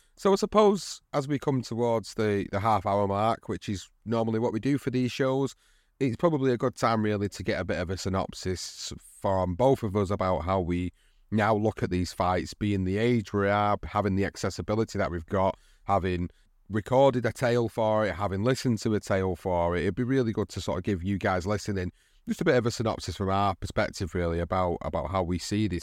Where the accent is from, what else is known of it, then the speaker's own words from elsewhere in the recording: United Kingdom; for us as British fans